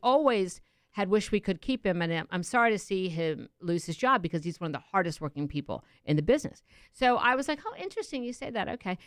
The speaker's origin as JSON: {"language": "English", "town": "Baltimore", "region": "Maryland", "country": "United States", "tie": "born or raised there", "moved": "yes", "said": "my hometown."}